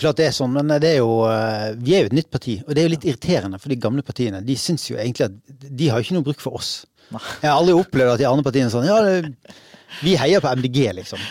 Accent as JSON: {"language": "Norwegian", "town": "Bergen", "region": "Vestland", "country": "Norway", "said": "Jeg er jo fra Bergen"}